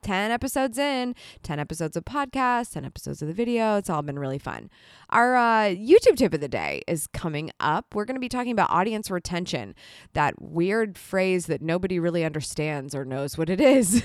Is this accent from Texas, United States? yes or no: no; Columbus, Ohio, United States; coming to you from my hometown of Columbus, Ohio, in the United States